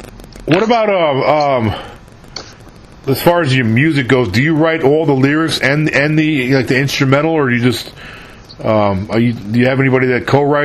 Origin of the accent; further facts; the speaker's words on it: New York, United States; moved away as an adult; also born or lived in California / Texas / Virginia; I'm from New York, originally.